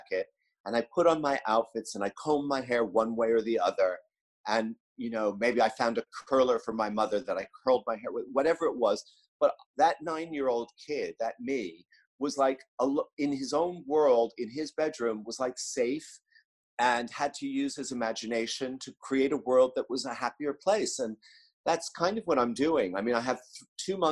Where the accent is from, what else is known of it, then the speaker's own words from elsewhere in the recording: New York, United States; my fashion life as a New Yorker